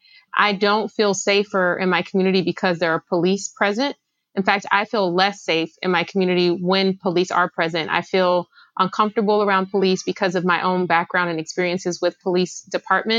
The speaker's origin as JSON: {"language": "English", "town": "Los Angeles", "region": "California", "country": "United States", "tie": "born or raised there", "said": "I grew up in South Los Angeles"}